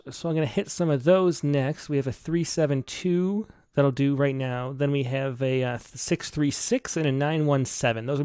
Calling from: St. Louis, Missouri, United States; I'm calling from St. Louis, Missouri.

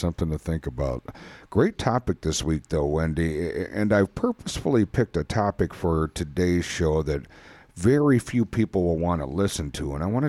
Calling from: Wisconsin, United States; we're recording here from Wisconsin, and springtime has sprung here.

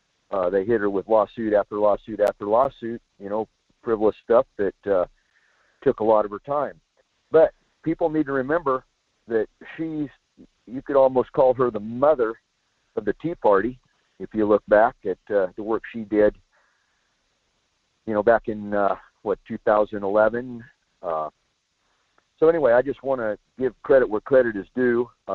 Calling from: Soldotna, Alaska, United States; from Soldotna.

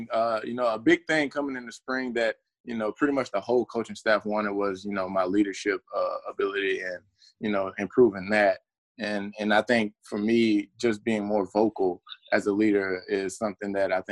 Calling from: Kennesaw, Georgia, United States; Uh, I am currently in Kennesaw, Georgia. Uh, I did not go back to Alabama, so

